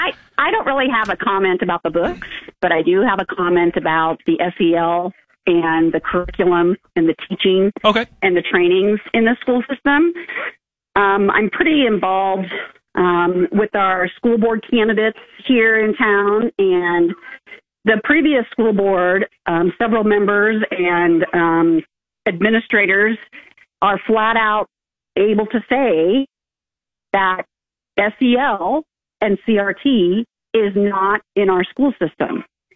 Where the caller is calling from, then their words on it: Kearney, Nebraska, United States; Hey, thanks. I'm from Kearney.